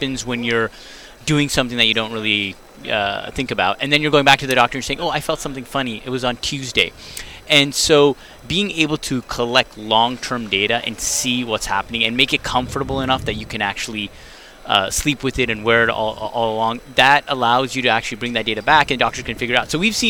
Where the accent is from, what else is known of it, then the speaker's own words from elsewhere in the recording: Canada; now in United States; I'm Canadian originally before I moved to the States.